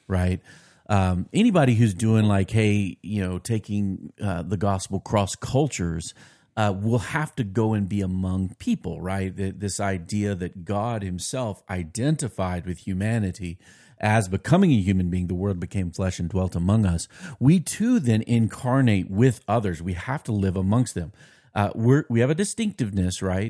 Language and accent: English; United States; also born or lived in Nashville, Tennessee / New Jersey; growing up in America